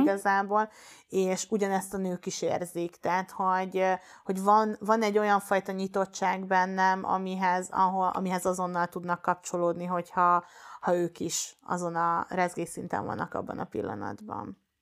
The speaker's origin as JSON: {"language": "Hungarian", "town": "Baja", "region": "Bács-Kiskun", "country": "Hungary", "tie": "born or raised there", "moved": "yes", "said": "Én bajai vagyok eredetileg, és ott egy egyesülethez kerültem be"}